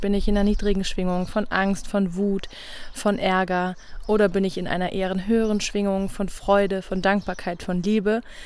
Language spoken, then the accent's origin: German; Rhineland-Palatinate, Germany; moved away as an adult; also born or lived in Brandenburg; Ich komme ja aus der Pfalz, wo es ganz viele gute Spargeln gibt